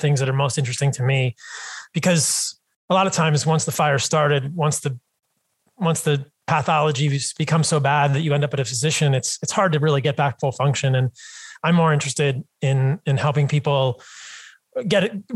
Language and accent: English; Virginia, United States; I grew up pretty traditionally on the East Coast in Virginia.